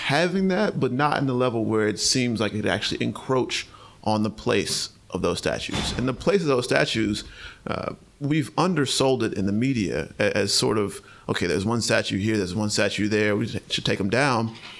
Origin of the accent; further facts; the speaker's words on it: North Carolina, United States; a young black man who was born and raised in North Carolina